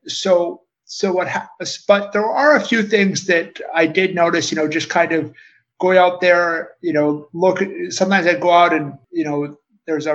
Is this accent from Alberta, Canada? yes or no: yes; Calgary, Alberta, Canada; moved away; I'm originally from Calgary, Canada